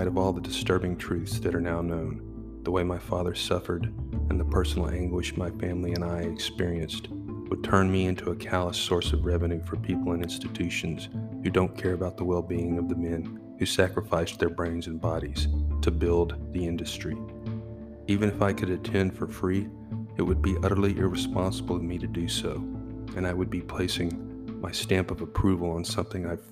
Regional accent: Texas, United States; I grew up in Texas, came from a football family

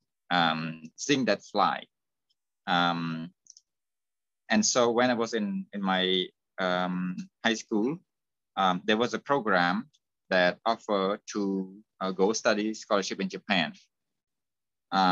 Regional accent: Cambodia; moved away as an adult; I left my hometown

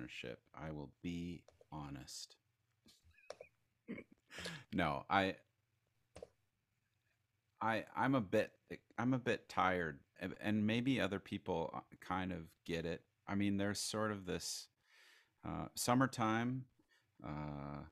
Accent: Crookston, Minnesota, United States; I was born in Crookston, Minnesota in 1979

